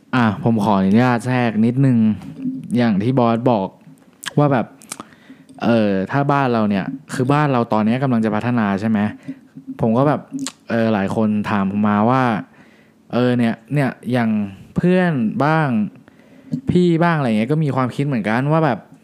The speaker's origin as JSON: {"language": "Thai", "country": "Thailand", "said": "ที่นี่คือบ้านเกิดเรา"}